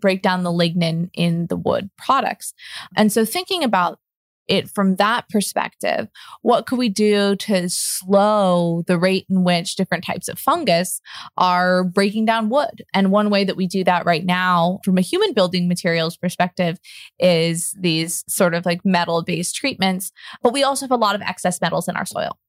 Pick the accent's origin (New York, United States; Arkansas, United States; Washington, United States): Washington, United States; Seattle; I grew up in Seattle, Washington, just around a lot of Douglas fir all the time